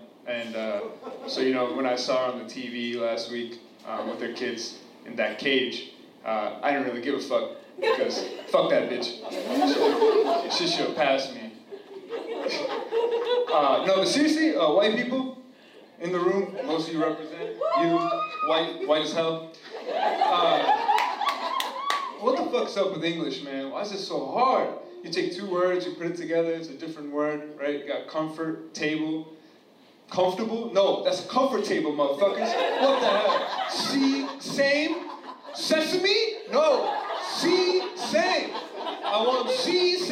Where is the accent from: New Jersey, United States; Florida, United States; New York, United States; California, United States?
New Jersey, United States; I'm from New Jersey